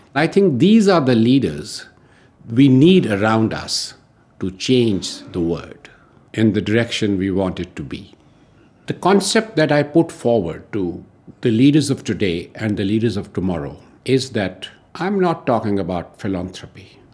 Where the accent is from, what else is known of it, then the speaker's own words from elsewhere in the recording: New Delhi, Delhi, India; I'm from New Delhi, India.